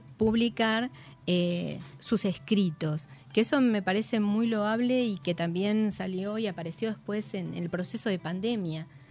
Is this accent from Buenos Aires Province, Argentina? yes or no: yes; Chivilcoy, Buenos Aires Province, Argentina; yo soy de Chivilcoy